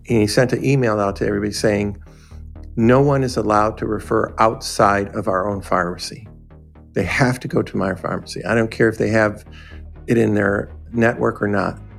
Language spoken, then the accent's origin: English; Detroit, Michigan, United States; I was born in Detroit, uh, living near uh, actually Motown on, uh, on West Grand Boulevard